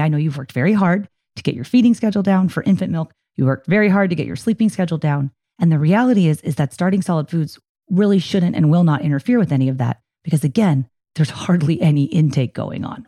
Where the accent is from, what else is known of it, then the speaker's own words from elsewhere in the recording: Poway, California, United States; here in my hometown of Poway, California